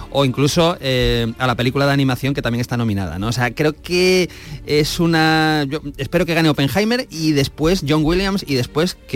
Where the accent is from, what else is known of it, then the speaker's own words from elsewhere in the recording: Valladolid, Castile and León, Spain; now in Paris, France; yo vivo en París desde hace cinco años y vengo de Valladolid